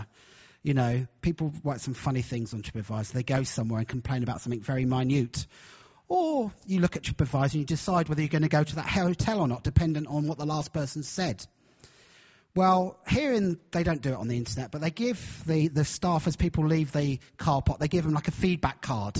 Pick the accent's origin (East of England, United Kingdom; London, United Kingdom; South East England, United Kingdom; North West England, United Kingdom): South East England, United Kingdom; Brighton; moved away as an adult; now in Hull, United Kingdom; I'm from Hull, although my accent actually is not from Hull. I'm actually originally from Brighton, right down in the south. But I've been in Hull, this is our 12th year.